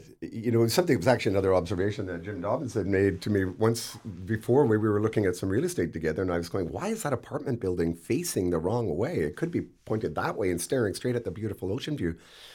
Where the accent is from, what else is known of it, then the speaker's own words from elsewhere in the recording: Campbell River, British Columbia, Canada; also born or lived in United Kingdom / Vancouver / Nanaimo; Like, where are you from? Campbell. It was never Vancouver, Nanaimo, or anywhere else that I ever might have subsequently lived. It was always Campbell River.